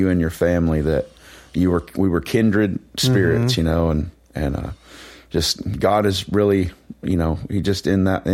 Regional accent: Jonesboro, Arkansas, United States; I'm from Jonesboro, Arkansas

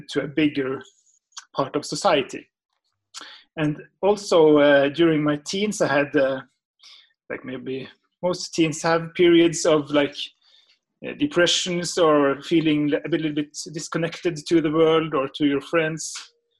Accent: the North, Northern Norway, Norway; growing up in the North

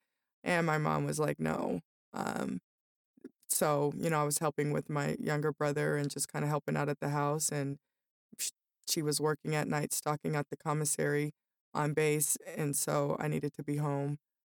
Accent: Denver, Colorado, United States; also born or lived in Las Vegas / Aurora; I grew up in Denver. My kindergarten and first grade, we lived in Las Vegas, and I went to the same school.

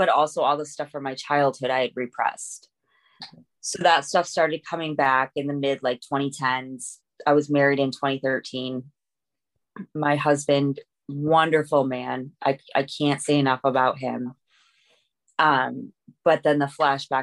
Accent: Connecticut, United States; moved away as an adult; also born or lived in Ohio; I grew up in Connecticut.

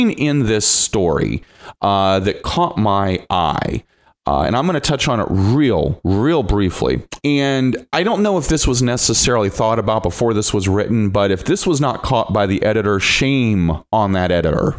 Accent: Lima, Ohio, United States; out of my hometown

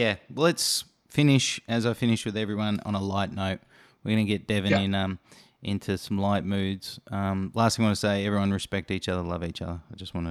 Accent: Australia; Well, being an Australian

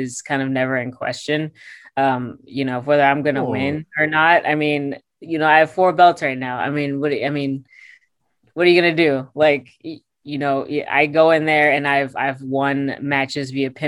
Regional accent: Richmond, Virginia, United States; my hometown in Richmond, Virginia

